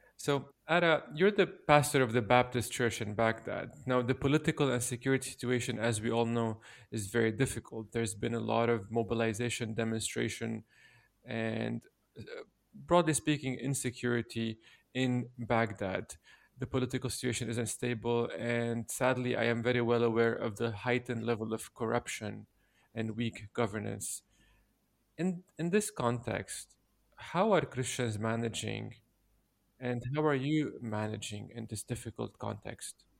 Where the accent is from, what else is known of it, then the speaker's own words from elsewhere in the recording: Lebanon; I come from Lebanon.